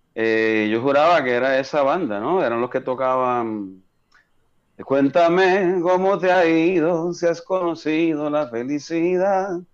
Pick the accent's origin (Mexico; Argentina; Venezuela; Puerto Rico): Puerto Rico; Coamo; also born or lived in Fort Huachuca, Arizona / Germany / Kansas; Toda mi familia es de Coamo, y yo pues crecí